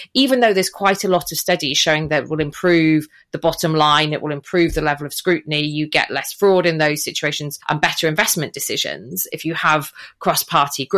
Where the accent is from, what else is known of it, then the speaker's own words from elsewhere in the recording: Wales, United Kingdom; I'm Welsh